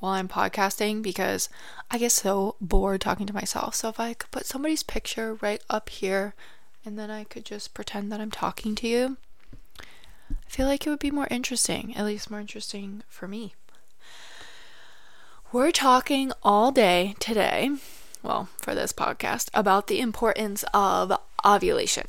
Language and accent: English; Michigan, United States; moved away; I'm actually originally from Michigan, and then I moved down south